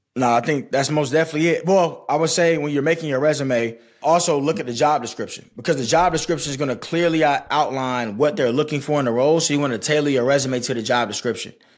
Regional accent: Stone Mountain, Georgia, United States; I'm from Snow Mountain, Georgia.

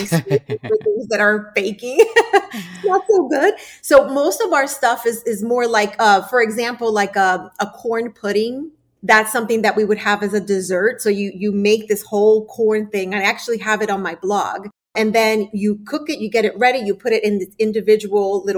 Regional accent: United States; also born or lived in Dominican Republic; I was born and raised most of the time here in America, I was raised also in the Dominican Republic where I am, you know, my parents are from

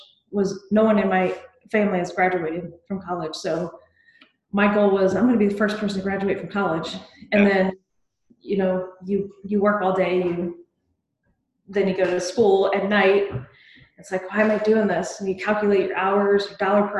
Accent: Akron, Ohio, United States; moved away as an adult; now in Columbus, United States; was born and raised in Akron

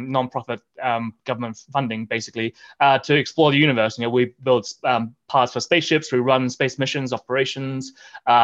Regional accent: Australia; moved away as an adult; also born or lived in Oxford, England; now in Boulder, United States; when I was growing up as a kid, you know, growing up in Australia

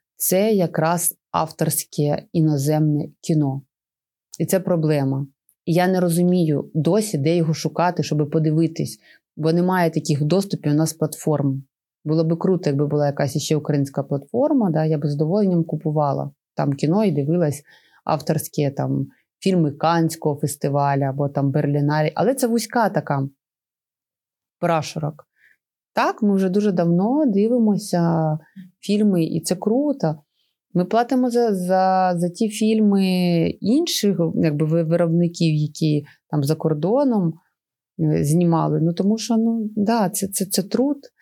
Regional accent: Chernihiv Oblast, Ukraine; нашої Чернігівської області

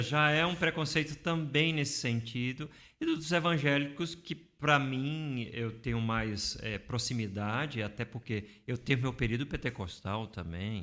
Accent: Recife, Pernambuco, Brazil; moved away as an adult; now in São Paulo, Brazil; Em Recife, eu vim de Recife, né? Então, eu vivenciei todo aquele processo lá em Recife

